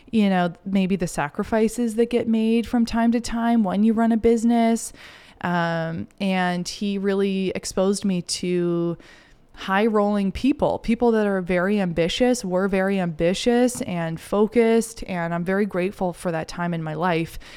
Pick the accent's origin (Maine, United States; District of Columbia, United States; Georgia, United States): Maine, United States; Kennebunkport; I grew up in Maine, um, in this cool little beach town, Kennebunkport, Kennebunk